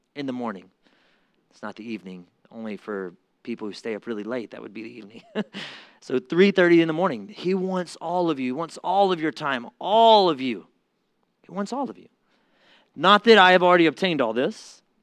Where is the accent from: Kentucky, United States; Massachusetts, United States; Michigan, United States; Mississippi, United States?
Mississippi, United States; I'm from Mississippi.